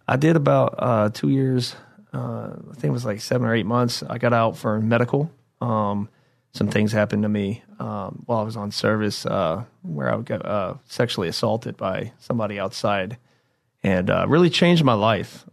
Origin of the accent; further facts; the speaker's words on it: Indiana, United States; I'm from the Lone State of Indiana